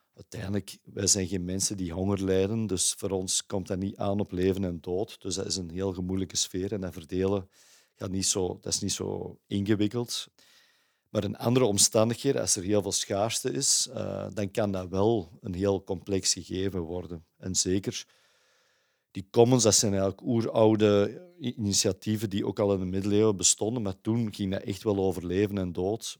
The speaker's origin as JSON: {"language": "Dutch", "region": "Kempen", "country": "Belgium", "moved": "as an adult", "lives_now": "Antwerp, Belgium", "said": "Ik ben niet geboren en getogen in Antwerpen, zoals je aan mijn accent eh, zult horen. Ik ben afkomstig van de Kempen, maar ik ben na mijn studies eigenlijk naar Antwerpen verhuisd."}